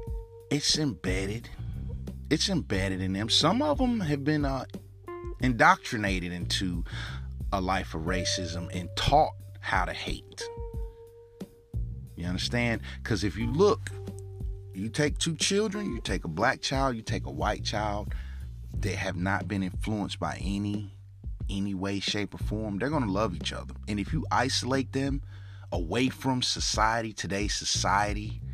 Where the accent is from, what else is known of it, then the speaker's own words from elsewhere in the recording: United States; us as American people